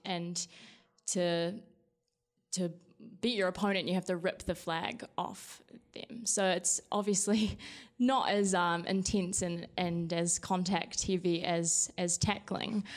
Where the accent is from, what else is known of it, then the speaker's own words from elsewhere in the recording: New Zealand; moved away as an adult; now in Colorado, United States; I'm not from America. I'm from New Zealand. Um, I'm from a, a very small town at the top of the South Island